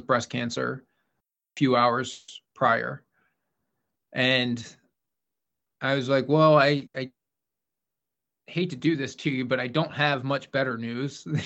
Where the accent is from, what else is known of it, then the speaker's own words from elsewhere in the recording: Philadelphia, Pennsylvania, United States; also born or lived in Syracuse; I was from Philadelphia, Pennsylvania